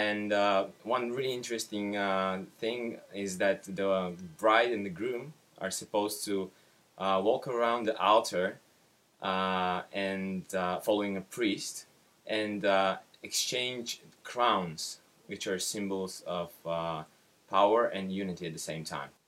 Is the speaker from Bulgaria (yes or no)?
yes; Bulgaria; English is a second language; from Bulgaria, and uh, the question is what is a wedding like in your country?